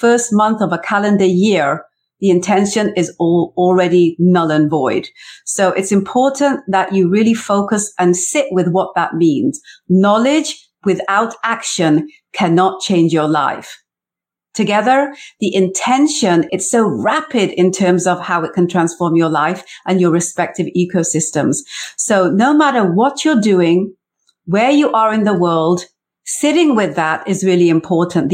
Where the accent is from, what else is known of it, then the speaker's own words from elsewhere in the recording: South Wales, United Kingdom; moved away as an adult; also born or lived in England; now in Canada; I was born in England in the 70s. I grew up in South Wales in the 80s. I had an arranged marriage that brought me to Canada in the early 90s.